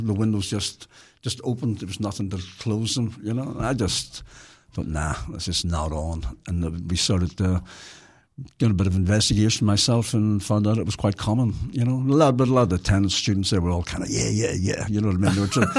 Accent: Belfast, Northern Ireland, United Kingdom; moved away; Well, I come from Belfast

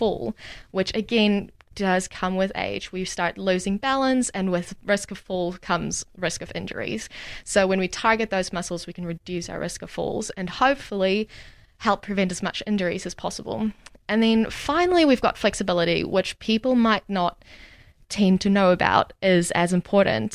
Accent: Namibia; moved away as an adult; now in Dunedin, New Zealand; I am from Namibia. So very new to New Zealand. Moved here about 3 years ago

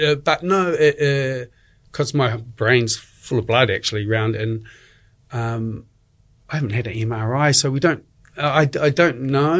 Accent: Dunedin, Otago, New Zealand; moved away as an adult; also born or lived in Australia / England / Istanbul / Sydney; I'm originally from Dunedin. I left when I was 21

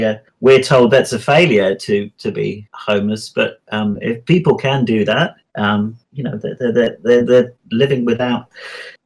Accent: England, United Kingdom; now in Wanaka, New Zealand; I'm English, you can probably tell

